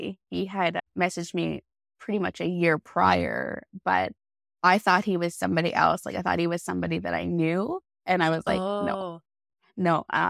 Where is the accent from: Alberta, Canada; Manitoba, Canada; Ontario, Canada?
Alberta, Canada; High Level; I am from High Level, Alberta, so way at the top of Alberta.